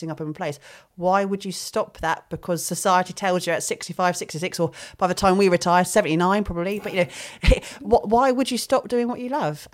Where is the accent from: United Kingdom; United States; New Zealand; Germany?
United Kingdom; Southampton, South East England; we're from Southampton